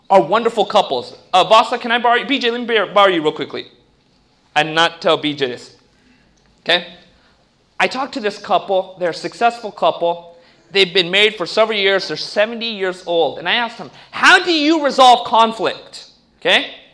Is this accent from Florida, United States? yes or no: no; California, United States; No, I grew up in Orange County. I didn't like nature in the beginning either.